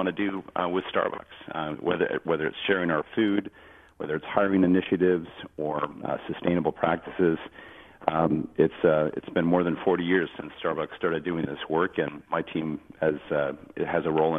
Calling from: Seattle, Washington, United States; I am indeed. I'm out here in Seattle, and I'm in my basement of my home.

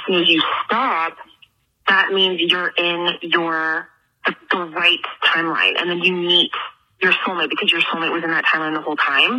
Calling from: Toronto, Ontario, Canada; I'm calling from Toronto.

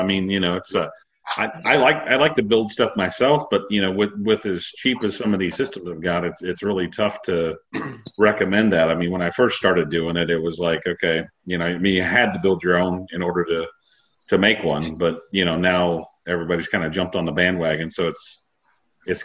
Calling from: Ohio, United States; North of Columbus, Ohio.

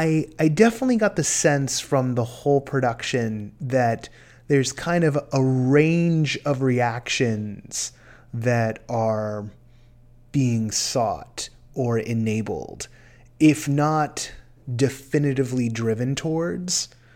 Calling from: California, United States; from California.

